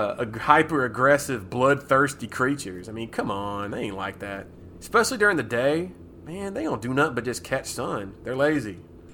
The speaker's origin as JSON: {"language": "English", "area": "near Circle B Bar Reserve", "region": "Florida", "country": "United States", "tie": "born or raised there"}